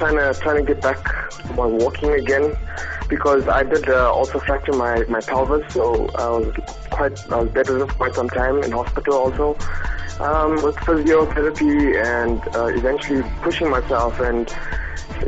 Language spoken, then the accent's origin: English; Pietermaritzburg, KwaZulu-Natal, South Africa; I'm a firefighter from Pietermaritzburg.